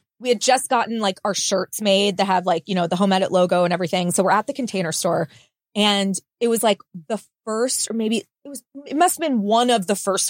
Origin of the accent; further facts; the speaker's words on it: Los Angeles, California, United States; moved away as an adult; also born or lived in New York; now in Nashville, United States; I grew up in Los Angeles and then lived in New York. Those are the only places I ever lived.